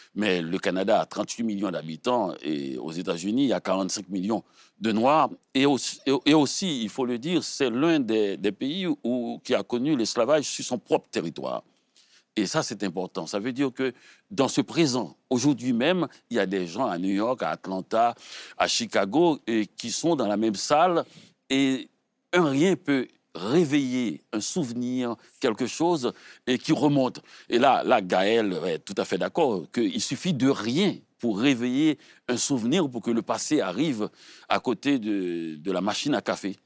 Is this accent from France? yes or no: no; Haiti; je suis haïtien